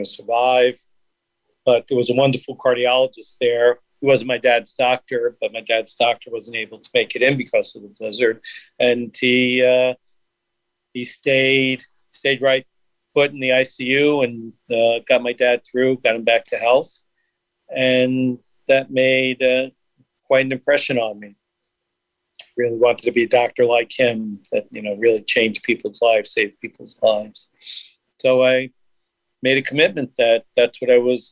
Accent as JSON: {"language": "English", "town": "New York City", "region": "New York", "country": "United States", "tie": "born or raised there", "said": "I grew up in Brooklyn in my first 11 years of my life"}